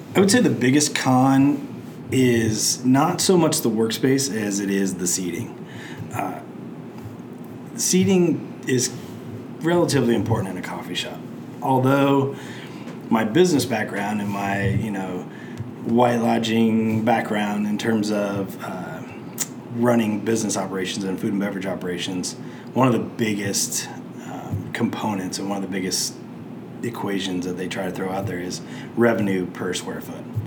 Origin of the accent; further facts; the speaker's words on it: Plainfield, United States; my hometown of Plainfield